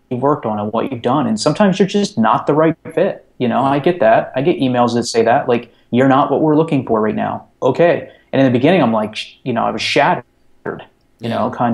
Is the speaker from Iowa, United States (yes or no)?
no; North Central Pennsylvania, United States; moved away as an adult; now in New York, United States; I'm a kid from North Central Pennsylvania, like in the mountains